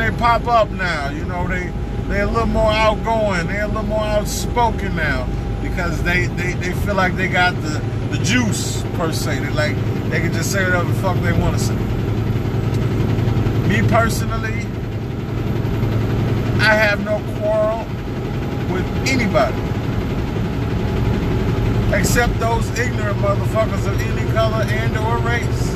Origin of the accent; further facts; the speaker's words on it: St. Louis, Missouri, United States; I'm from St. Louis